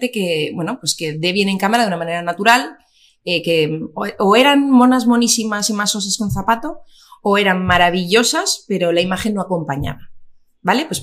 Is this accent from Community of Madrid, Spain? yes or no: no; Basque Country, Spain; sí que somos muchos vascos